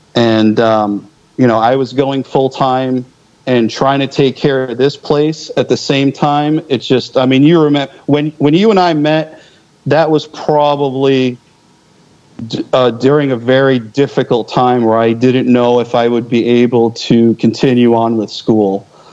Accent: just outside of Philadelphia, Pennsylvania, United States; moved away; I grew up just outside of Philly, so I mean, that's that's kind of my old stomping ground.

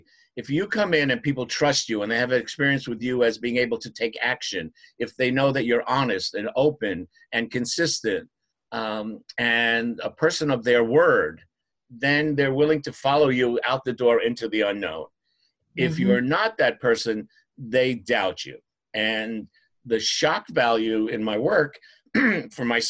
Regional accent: New York, United States; I'm from New York.

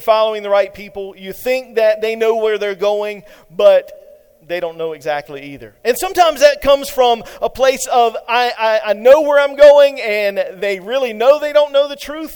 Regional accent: eastern North Carolina, United States; moved away; my hometown in eastern North Carolina

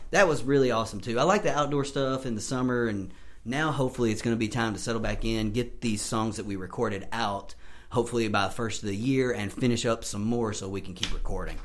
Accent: Sharon, Tennessee, United States; moved away as an adult; also born or lived in Orlando, Florida; now in Nashville, United States; I grew up, born and raised in Sharon, and uh, lived there for 26 years

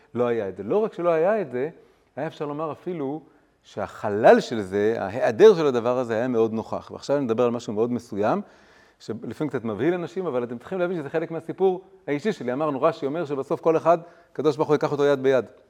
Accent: Tel Aviv, Tel Aviv District, Israel; moved away as an adult; also born or lived in Jerusalem / London; גדלתי פה בילדות המוקדמת, באזור, אה, כיכר עטרים, ליד באר, ברחוב הירקון

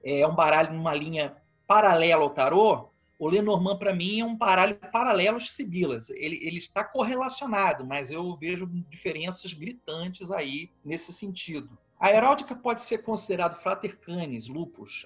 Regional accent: Vitória, Espírito Santo, Brazil; now in Petrópolis, Brazil; eu moro em Petrópolis, Rio de Janeiro, sou natural de Vitória.

